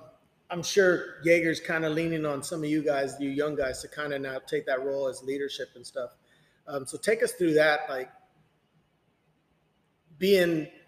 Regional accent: Corpus Christi, Texas, United States; Comes to us from Corpus Christi, my hometown

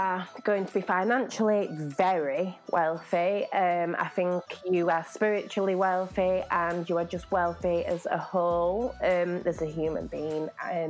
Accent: Lille, Hauts-de-France, France; born there; So I was born in France, for those who don't know, in Lille, a place really? Called Lille.

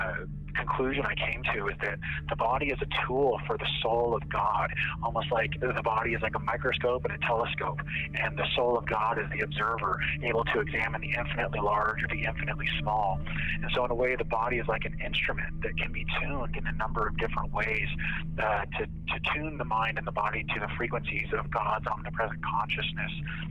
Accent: Arizona, United States; I grew up in Arizona, so I've always been interested in it.

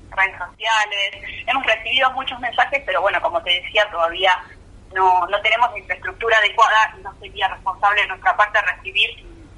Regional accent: Buenos Aires Province, Argentina; nosotros somos de provincia de Buenos Aires

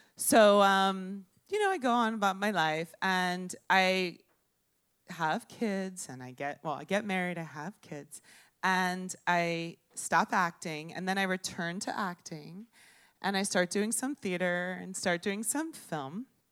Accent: Miami, Florida, United States; I'm from Miami, I'm a native. And thank you. I was born in Baptist Hospital.

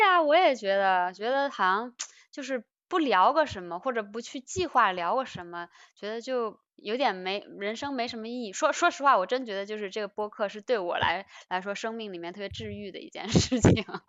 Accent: China; 我们中国人会比较容易

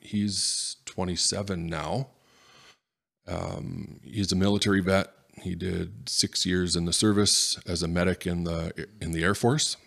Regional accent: Edmonton, Alberta, Canada; born or raised there; also born or lived in Rimbey, Alberta / Tomahawk, Alberta

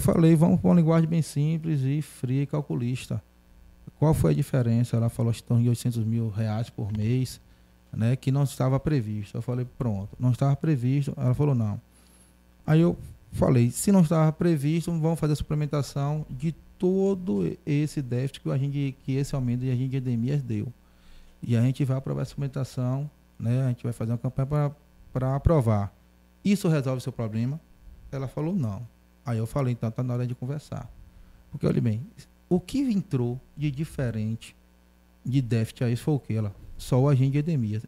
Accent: Feira de Santana, Bahia, Brazil; Eu nasci no Jorge Cruzeiro, depois eu casei, fui morar na Queimadinha

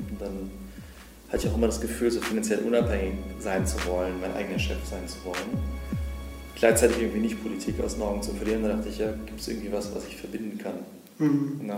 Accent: Berlin, Germany; ich bin im Moabit groß geworden. Ähm, das heißt, wir waren nur 99 Prozent, glaube ich, äh, Migrationshintergrund, zumindest so gelesen, wenn man in den Klassenraum geschaut hat.

